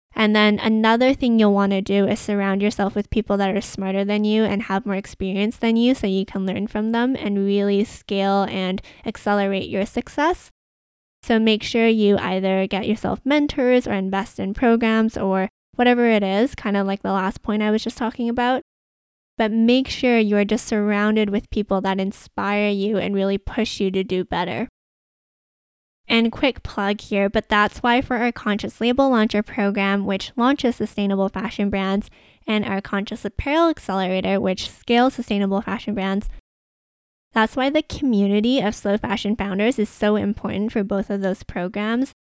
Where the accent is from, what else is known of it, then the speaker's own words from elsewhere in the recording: Vancouver, British Columbia, Canada; I grew up in Vancouver